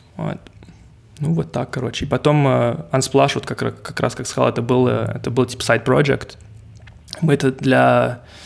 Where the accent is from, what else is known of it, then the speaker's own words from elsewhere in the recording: Montreal, Quebec, Canada; first language English; Russian is a second language; also born or lived in Russia; родился в России и переехал ага. сюда, ко мне было там, 5 лет, что ли. Поэтому я уже здесь 25 лет живу в Канаде